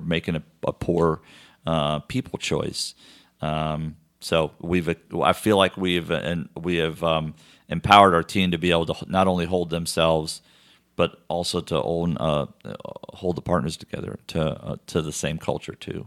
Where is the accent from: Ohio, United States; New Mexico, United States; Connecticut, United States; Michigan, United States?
Connecticut, United States; moved away; I'm from Connecticut